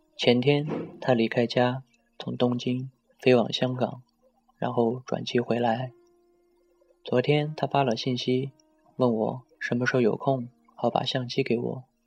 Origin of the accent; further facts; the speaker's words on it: Xinjiang, China; moved away; 从家乡给他带了一些新疆的特产